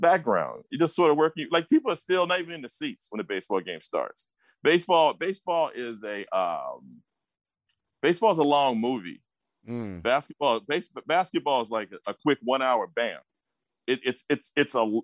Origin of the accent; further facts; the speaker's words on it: South Suburbs, Illinois, United States; I grew up in the South Suburbs, went to Hillcrest